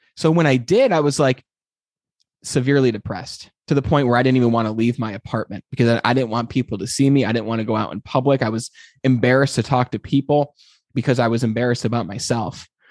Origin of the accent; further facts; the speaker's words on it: Glens Falls, New York, United States; I'm from from Glens Falls, New York, which, as you know, is a small little town, and uh, it's in upstate New York. And I, you know, grew up wanting to be a lawyer